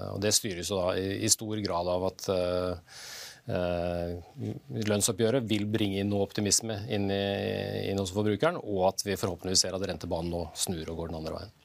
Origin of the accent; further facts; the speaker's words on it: Norway; Jul er noe vi prioriterer som nordmenn